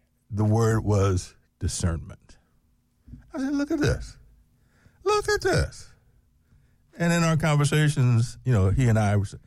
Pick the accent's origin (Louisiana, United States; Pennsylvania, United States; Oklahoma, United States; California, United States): Pennsylvania, United States; Philadelphia; moved away; West Philadelphia, my hometown